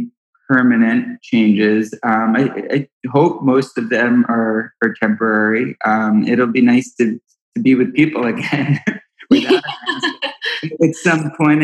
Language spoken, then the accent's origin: English; New York, United States; now in Washington, D.C., United States; I'm from New York